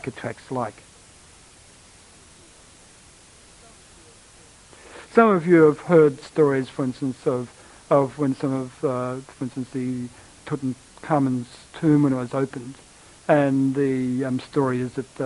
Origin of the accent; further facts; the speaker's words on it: Australia; I'm from Australia, and we in Australia quite well know of the Aboriginals